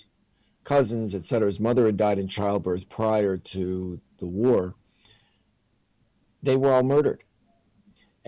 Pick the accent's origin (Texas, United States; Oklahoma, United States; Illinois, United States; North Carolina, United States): Illinois, United States; Chicago; I grew up in East Rogers Park in New York, not the more famously Jewish West Rogers Park, but the working class area in Chicago